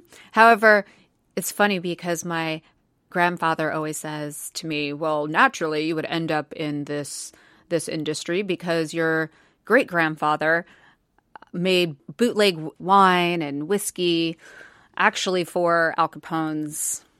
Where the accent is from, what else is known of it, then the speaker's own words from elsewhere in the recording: Colorado, United States; also born or lived in Indiana; So I was born in Indiana, okay. And then we moved to Colorado growing up, and I was always involved in the arts and theater